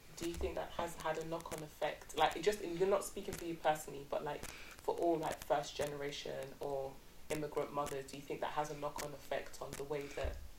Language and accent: English; United Kingdom; also born or lived in Nigeria; my mum had all her kids in the UK